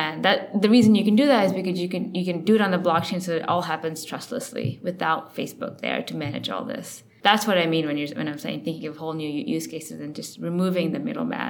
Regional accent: Connecticut, United States; born there; also born or lived in India; I kind of grew up in a lot of different places. I was born in Connecticut. Then I actually lived in India for 4 years when I was 4 to 8.

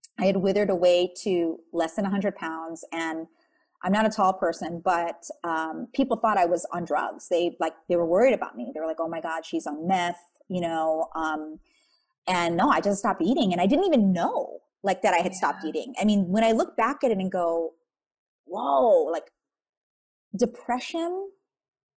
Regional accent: Wailua, Hawaii, United States; moved away; I'm from the North Shore. It's called Wailua. It's where all the pineapple and sugarcane plantations were. My front yard was sugarcane. My backyard was sugarcane growing up.

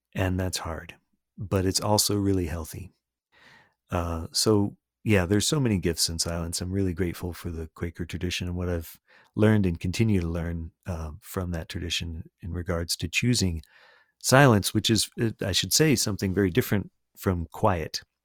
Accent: Sarasota, Florida, United States; first language English; I grew up in Sarasota, Florida

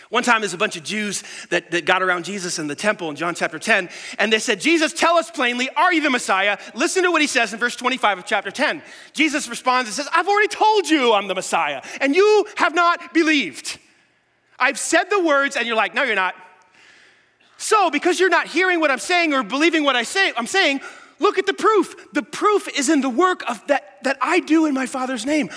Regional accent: New York City, New York, United States; I grew up in New York City.

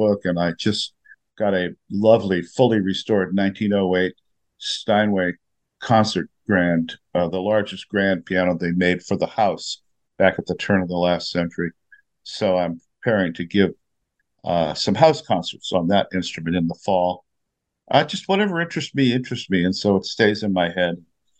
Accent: San Diego, California, United States; So I remember reading as early as, certainly as four or five, as a boy growing up in San Diego, and she just turned me on to books.

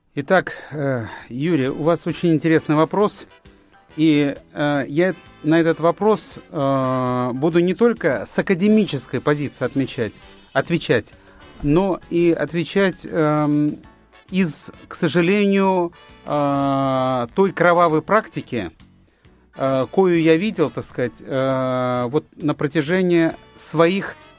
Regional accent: Fergana, Fergana Region, Uzbekistan; moved away; в моем родном городе Фергане

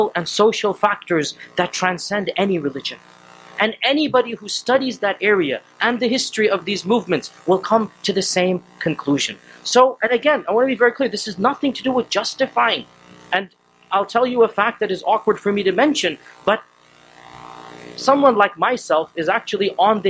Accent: Texas, United States; I'm a born American citizen. I was born in Texas.

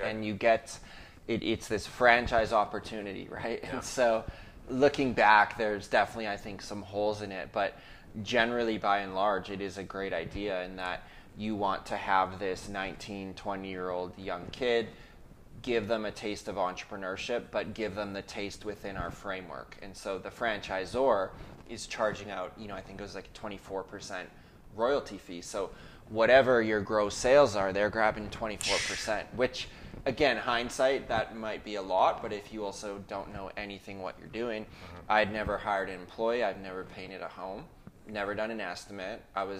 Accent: Ontario, Canada; now in British Columbia, Canada; we came from Ontario to British Columbia. My dad planted this church back in 2002.

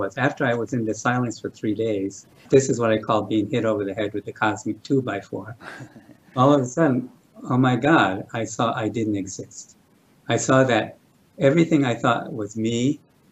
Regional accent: New York City, New York, United States; I was born in New York City

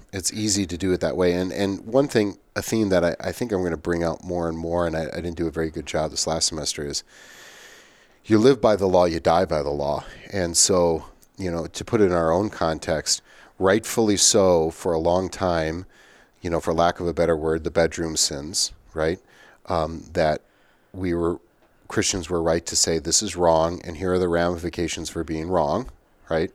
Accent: United States; as an American

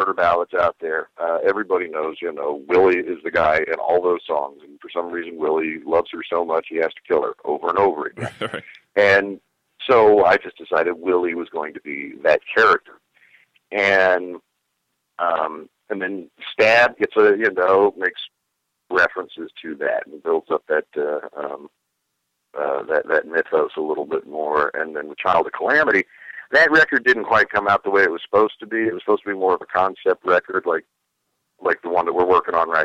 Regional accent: the South, United States; growing up in the South.

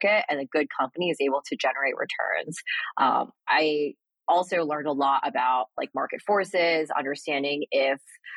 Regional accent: Boston, Massachusetts, United States; moved away as an adult; also born or lived in New York; I grew up in Boston and went to school there

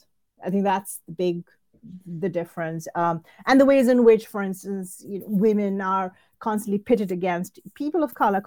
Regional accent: Indiana, United States; I mean, I'm quote unquote from Indiana, and there are, you know, entire towns built on the labor and the economy provided, you know, encouraged by immigrant workers.

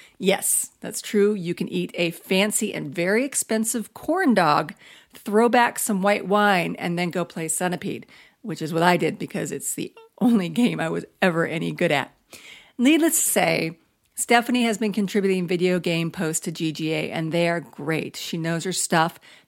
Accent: Florida, United States; A, we're in a drought. B, I'm from Florida and I miss the rain.

